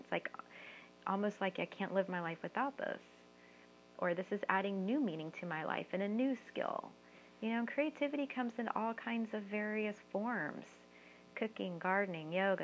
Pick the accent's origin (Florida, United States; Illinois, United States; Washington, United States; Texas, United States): Texas, United States; San Antonio; moved away as an adult; also born or lived in Austin, Texas / Bay Area, California; I'm from San Antonio and Austin, so it was my work both in San Antonio and Austin